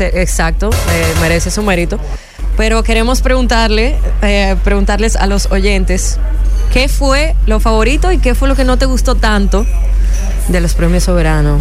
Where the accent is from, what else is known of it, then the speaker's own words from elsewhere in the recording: Dominican Republic; nuestra humor como dominicanos